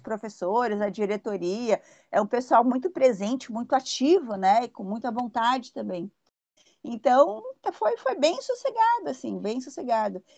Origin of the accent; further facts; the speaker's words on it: São Paulo, Brazil; moved away as an adult; also born or lived in London; now in Litoral Norte, Brazil; Eu sou de São Paulo, né? Eu, eu, saí de São Paulo com 21 anos